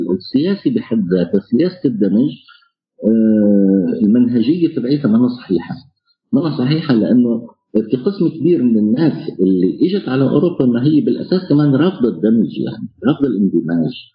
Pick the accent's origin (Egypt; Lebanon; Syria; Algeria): Syria; Homs, Homs Governorate; now in Poland; انا حمصي سوري آه، عايش في بولندا